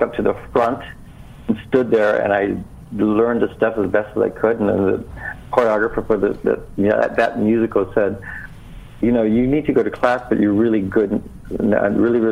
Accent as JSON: {"language": "English", "region": "Hawaii", "country": "United States", "tie": "born or raised there", "also_born_or_lived": "New York City", "moved": "as an adult", "said": "I'm native Hawaiian"}